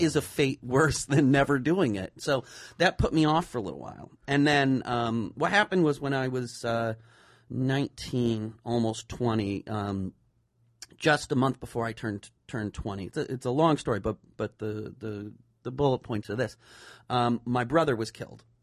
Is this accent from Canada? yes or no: no; the Berkshires, Massachusetts, United States; I'm from the Berkshires